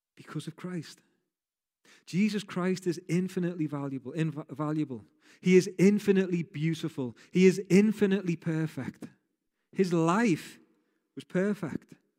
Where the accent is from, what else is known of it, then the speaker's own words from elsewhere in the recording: Rainhill, North West England, United Kingdom; I grew up in a place called Rain Hill. So that means I'm a woolly back for those people from Liverpool